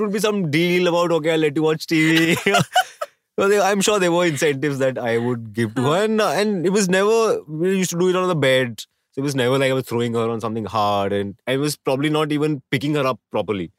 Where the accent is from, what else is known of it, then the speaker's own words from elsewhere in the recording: Delhi, India; I was born in Delhi